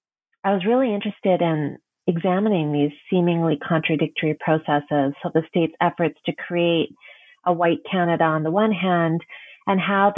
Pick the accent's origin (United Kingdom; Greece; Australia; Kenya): Kenya; Nairobi; born there; So I was born in Nairobi, Kenya. My family was part of the late 19th century migration across the Indian Ocean from Gujarat to Mombasa